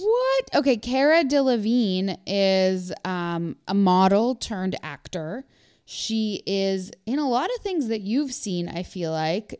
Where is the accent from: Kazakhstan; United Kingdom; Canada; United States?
Canada; I grew up in Canada where we use the metric system